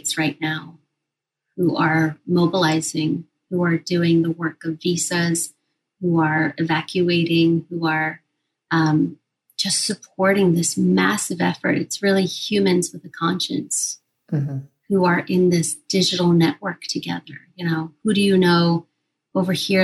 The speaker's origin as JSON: {"language": "English", "region": "Kabul", "country": "Afghanistan", "tie": "born or raised there", "moved": "yes", "lives_now": "United States", "said": "I was born in Kabul, Afghanistan, during the Soviet invasion."}